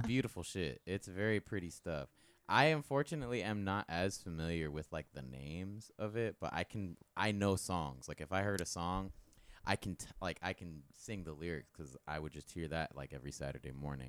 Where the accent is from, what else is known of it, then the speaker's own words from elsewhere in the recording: Tampa, Florida, United States; I'm definitely a Tampa boy. I, my birth certificate says, uh, Tampa General Hospital